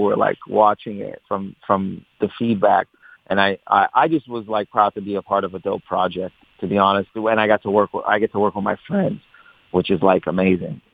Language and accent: English; Windsor, Ontario, Canada; I grew up in Windsor